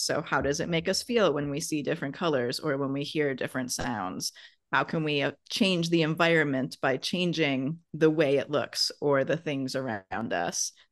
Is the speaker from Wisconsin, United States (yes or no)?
yes; Wisconsin, United States; I'm from Wisconsin and we have lots of, like, idioms and adages in the Midwest